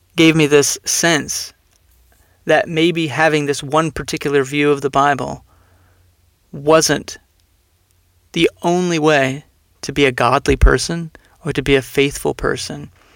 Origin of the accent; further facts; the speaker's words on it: Texas, United States; moved away; also born or lived in Philadelphia area / Phoenix, Arizona; growing up in Texas, we were Southern Baptist for much of my upbringing